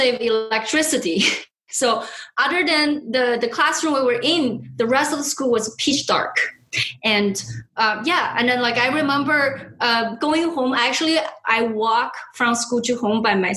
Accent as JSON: {"language": "English", "country": "China", "tie": "born or raised there", "moved": "yes", "said": "I was born and raised in China"}